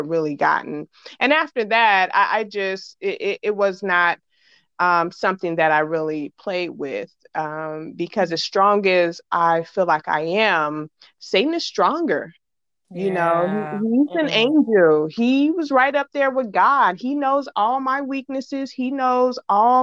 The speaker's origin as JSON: {"language": "English", "town": "Chicago", "region": "Illinois", "country": "United States", "said": "I'm from Chicago."}